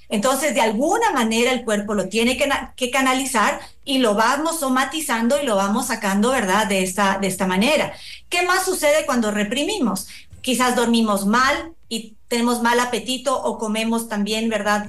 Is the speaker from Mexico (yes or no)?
no; Ecuador; nos identifica como ecuatorianos